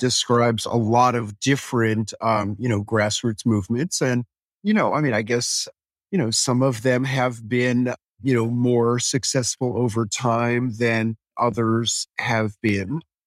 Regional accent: New York City, New York, United States; I grew up in New York City, on the Upper West Side

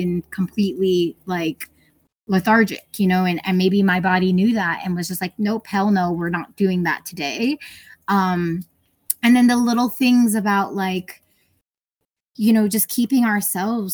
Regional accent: New York City, New York, United States; moved away as an adult; I grew up in New York

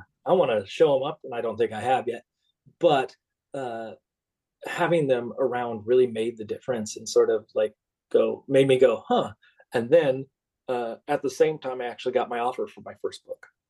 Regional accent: Minnesota, United States; When I grew up in Minnesota, we were the only family

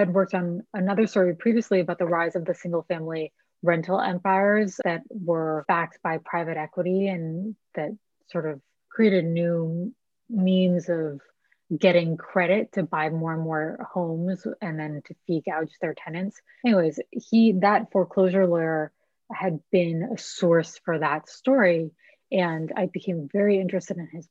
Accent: El Granada, California, United States; moved away as an adult; also born or lived in San Francisco / East Coast / Austin; I was born in San Francisco and moved south of the city to a little town called El Granada when I was 4 and kind of grew up there

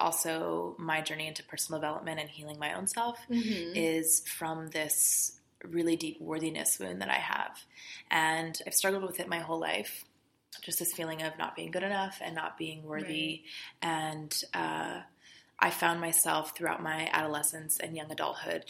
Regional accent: California, United States; moved away as an adult; now in Los Angeles, United States; I'm still from California. I'm from about 2 hours away, the high desert.

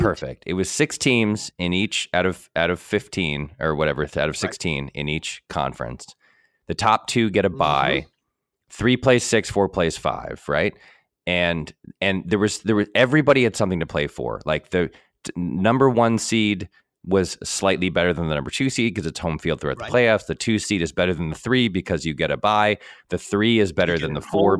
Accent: New England, United States; growing up in New England

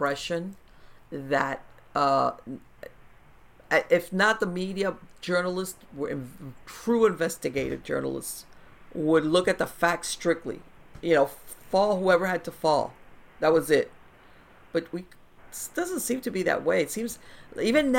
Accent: Miami, Florida, United States; I was born here in Miami

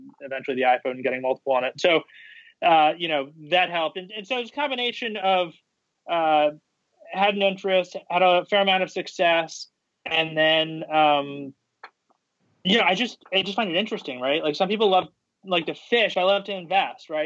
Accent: New York City, New York, United States; I grew up in New York City

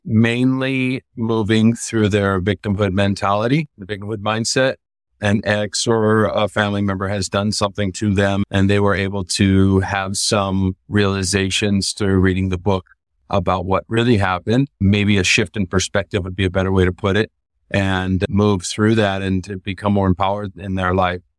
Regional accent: California, United States; moved away as an adult; now in Costa Rica; I came from California originally

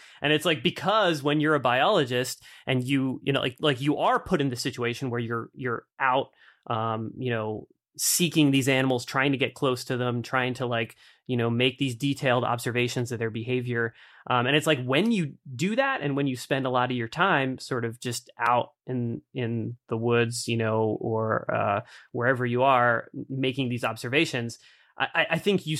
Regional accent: East Coast, United States; And, you know, growing up on the East Coast, I mean, I think like that certainly that same stereotype isn't applied to like biologists, right?

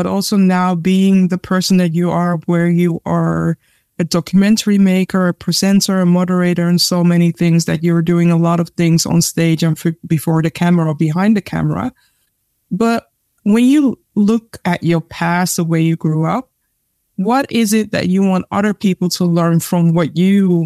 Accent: Ghana; I'm Ghanaian

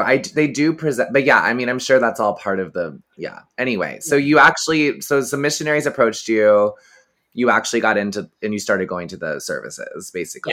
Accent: Texas, United States; I grew up in Texas

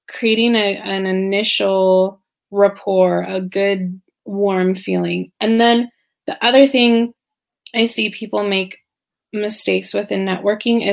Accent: Silicon Valley, California, United States; moved away as an adult; also born or lived in Spain; now in Shanghai, China; I'm originally from California, Silicon Valley, actually. And I was born and bred a true Californian

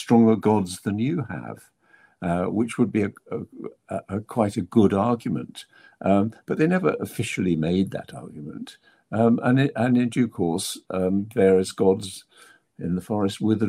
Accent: England, United Kingdom; I'm an English writer

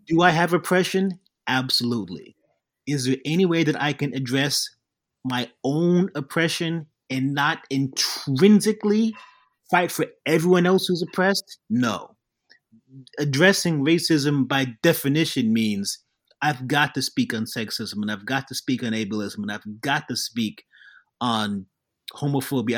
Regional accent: New York City, New York, United States; I was born in Queens, even though my company is called Jack from Brooklyn

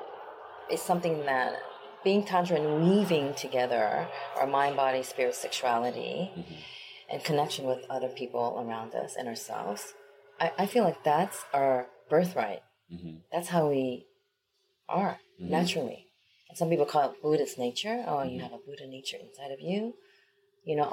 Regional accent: United States; also born or lived in South Korea; I was born in Korea, and then I grew up in America

